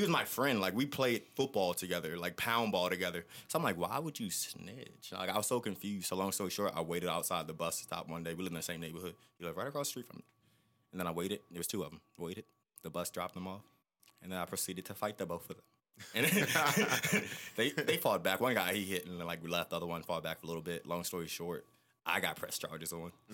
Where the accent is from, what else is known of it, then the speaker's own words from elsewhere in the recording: Maryland, United States; also born or lived in Annapolis, Maryland / Charles County, Maryland; I am from Maryland. I was born in Annapolis